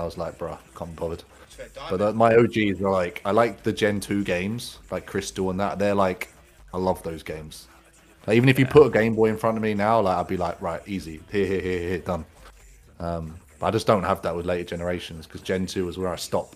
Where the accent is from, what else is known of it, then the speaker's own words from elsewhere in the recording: United Kingdom; I'm a Brit abroad in fucking Benidorm